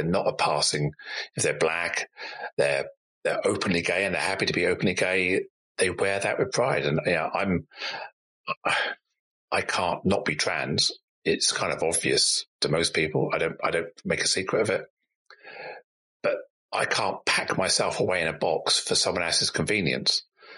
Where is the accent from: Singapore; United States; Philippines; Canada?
Singapore; born there; It was almost like I was worried that I would be perceived as someone who wasn't British English by saying I was born in Singapore.